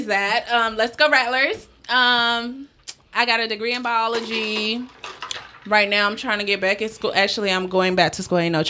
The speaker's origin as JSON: {"language": "English", "country": "Haiti", "said": "I'm Haitian"}